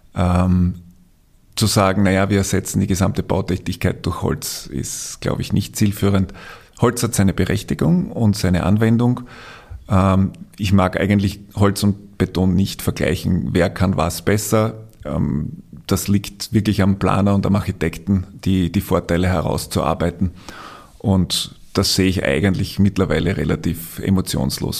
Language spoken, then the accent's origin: German; Austria; wir als Österreicher